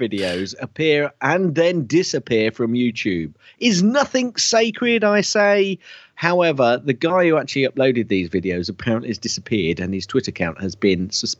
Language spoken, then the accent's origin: English; United Kingdom; I'm British.